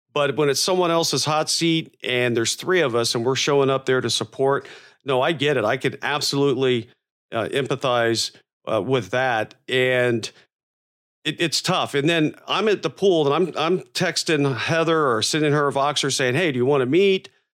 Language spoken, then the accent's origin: English; Florida, United States; moved away; I grew up in Florida